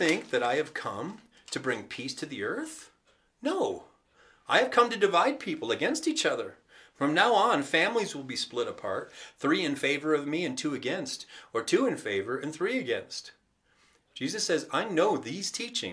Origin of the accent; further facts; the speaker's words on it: United States; us as the American church